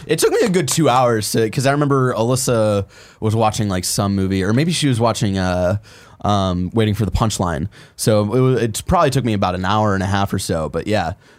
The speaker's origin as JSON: {"language": "English", "town": "Cleveland", "region": "Ohio", "country": "United States", "said": "I'm from Cleveland"}